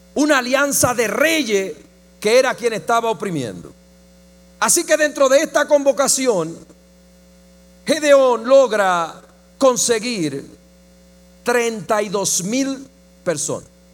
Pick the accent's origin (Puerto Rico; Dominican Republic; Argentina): Dominican Republic; yo la vi en el Chavo del Ocho en mi país